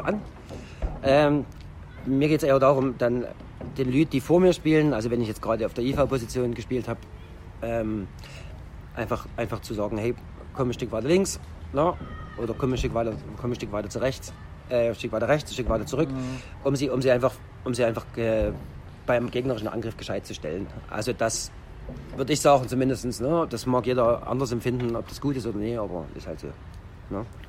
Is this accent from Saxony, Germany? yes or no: yes; Roßwein, Saxony, Germany; Also das ist meine Heimatstadt